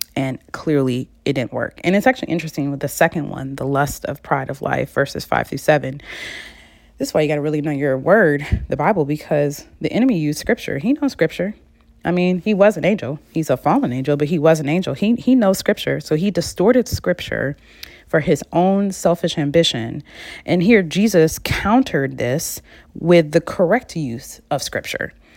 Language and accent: English; Michigan, United States; I'm from Michigan, soda can, not pop